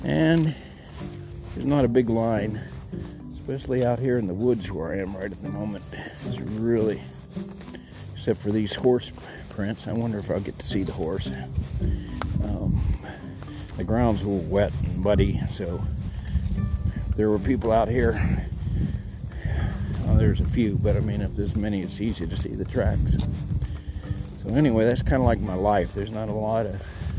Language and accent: English; Texas, United States